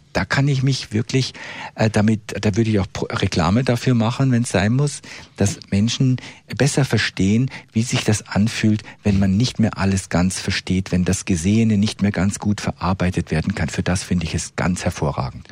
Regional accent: Switzerland; bei uns in der Schweiz

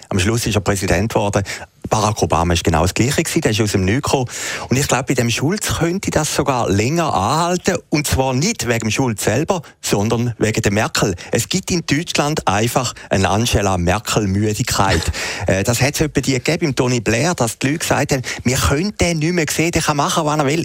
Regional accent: Switzerland; als Schweizer

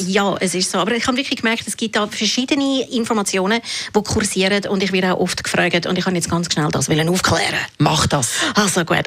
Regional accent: Switzerland; bei uns in der Schweiz

